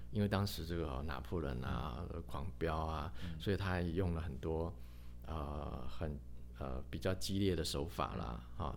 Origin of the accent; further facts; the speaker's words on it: Taiwan; 甚至于他把这个我们台湾人